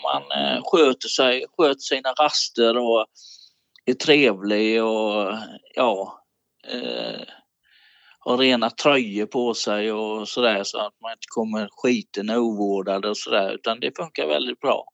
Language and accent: Swedish; Falkenberg, Halland County, Sweden; jag har bott i Halland hela mitt liv, i Falkenbergs kommun